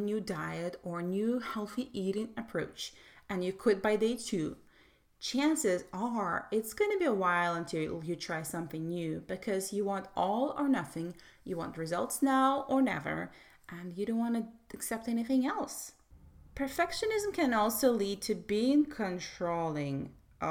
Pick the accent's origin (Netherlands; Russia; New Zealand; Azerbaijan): Russia; I was brought up in Soviet Russia